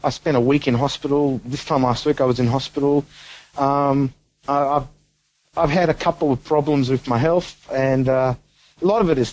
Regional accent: Melbourne, Victoria, Australia; moved away; I'm originally a Melbourne boy. I grew up in Melbourne.

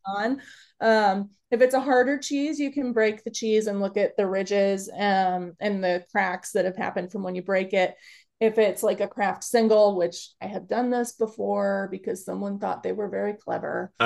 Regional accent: Chicago, Illinois, United States; now in Upper Michigan, United States; I'm originally from Chicago

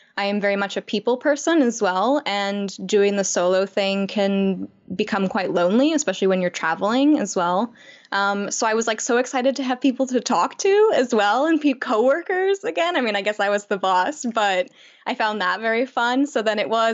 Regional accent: Chicago, Illinois, United States; moved away as an adult; I grew up in Chicago

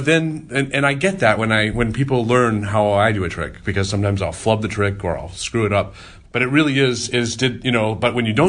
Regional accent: Michigan, United States; moved away; I grew up in Michigan

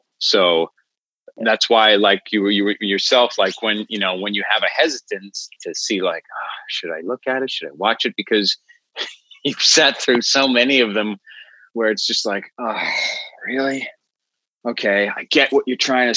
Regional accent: New York City, New York, United States; moved away as an adult; now in Los Angeles, United States; I grew up in New York City. I came out to LA about 10 years ago

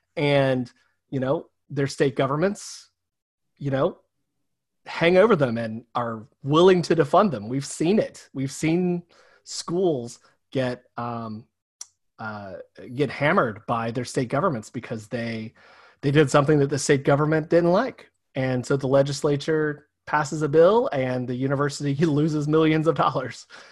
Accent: the South, United States; in small towns my entire life, um, small rural towns in the South

